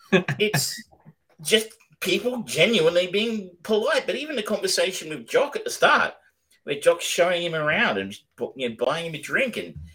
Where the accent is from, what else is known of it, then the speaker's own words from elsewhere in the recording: Australia; I'm an Australian